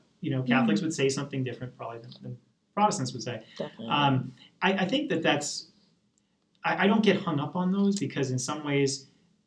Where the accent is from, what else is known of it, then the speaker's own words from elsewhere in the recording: Massachusetts, United States; accent: Southern; also born or lived in Lancaster, Pennsylvania; now in Easton, United States; while I grew up in Massachusetts, you may not get much of a Boston accent. I grew up outside the city